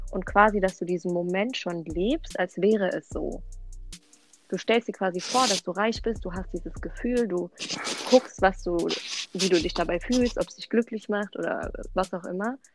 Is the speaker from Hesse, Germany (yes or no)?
yes; Offenbach, Hesse, Germany; ich bin 22 Jahre alt, ich komme aus Offenbach und ich studiere Soziologie.